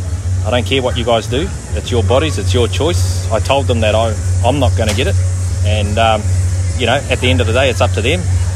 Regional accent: Albany, Auckland, New Zealand; Albany and Auckland.

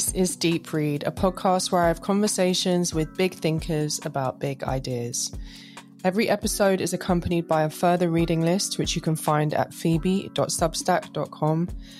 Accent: London, United Kingdom; moved away as an adult; also born or lived in New York City; I'm a Londoner born and raised

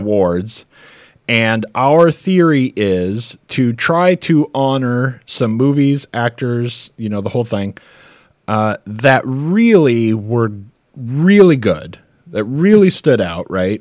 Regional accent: United States; as an American

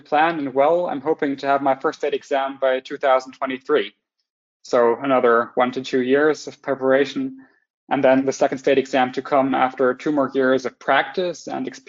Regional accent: Lübeck, Schleswig-Holstein, Germany; moved away as an adult; now in Hamburg, Germany; I'm from Lübeck originally

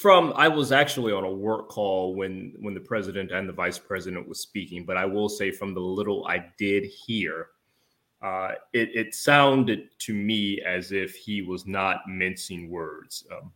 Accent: Georgia, United States; my home state of Georgia

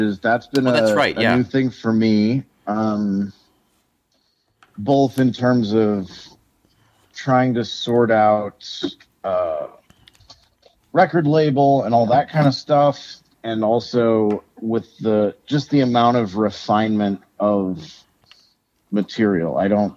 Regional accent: Lafayette, United States; now in Minneapolis, United States; And then I grew up in Lafayette.

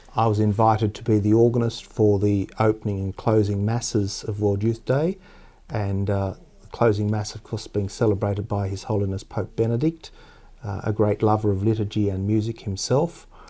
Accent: Tasmania, Australia; I grew up in Tasmania, which is the southernmost state of Australia

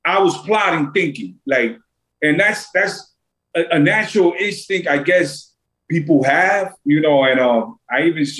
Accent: New York City, New York, United States; Like I'm from Brooklyn. I'm from New York

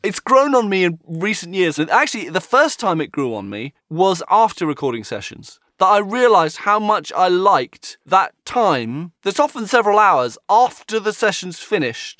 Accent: United Kingdom; as a Brit

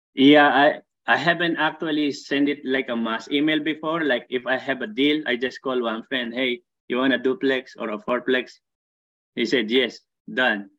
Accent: Philippines; moved away as an adult; also born or lived in Saudi Arabia / Dubai; now in Barrie, Canada; I came originally from Philippines

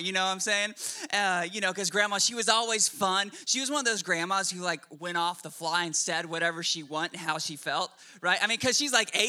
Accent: Oklahoma, United States; also born or lived in Washington State; now in Shreveport, United States; I was born in Washington State, and when I was 6 months old, for whatever reason, my parents moved me and our whole family to the godless land of Oklahoma.

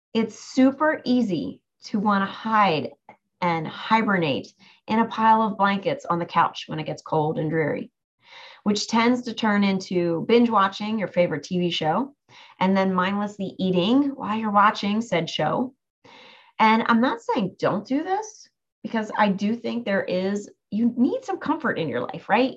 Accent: near Cape May, New Jersey, United States; Cape May, New Jersey, which is not too far from my hometown

